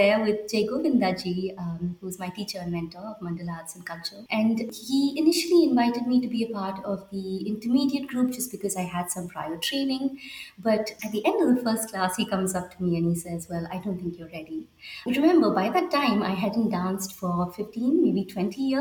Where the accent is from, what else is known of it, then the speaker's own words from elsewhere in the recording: Bangalore, Karnataka, India; moved away as an adult; also born or lived in Minneapolis; now in Vancouver, Canada; I was born and raised in Bangalore, India